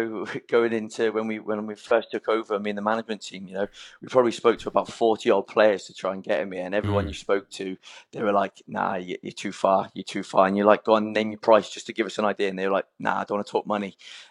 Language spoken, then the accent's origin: English; Reading, South East England, United Kingdom; also born or lived in Exmouth / Swansea; Yeah, I was born in Exmouth. I don't remember too much. I was only 4 when I moved away. And then my dad's job brought us up to Reading.